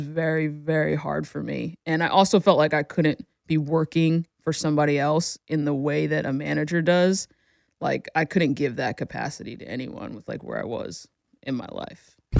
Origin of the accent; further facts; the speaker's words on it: New Jersey, United States; moved away; I'm born and raised in New Jersey, lived there pretty much my whole life.